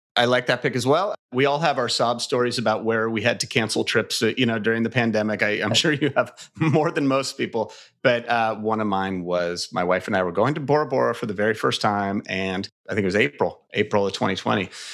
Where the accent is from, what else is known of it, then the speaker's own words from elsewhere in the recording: California, United States; my home state